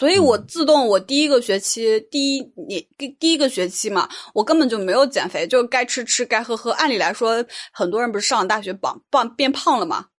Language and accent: Chinese; Northeast China, China; 主要咱们从小是吃东北米长大的，很香。